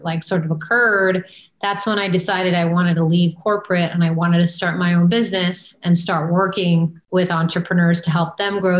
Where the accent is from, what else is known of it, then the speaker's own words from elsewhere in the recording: Maryland, United States; moved away as an adult; I grew up in Maryland outside of Washington, D.C.